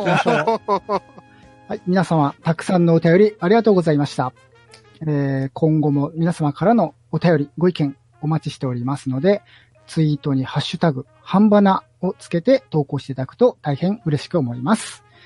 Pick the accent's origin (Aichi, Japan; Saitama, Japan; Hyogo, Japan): Aichi, Japan; Nagoya; 僕が名古屋人だから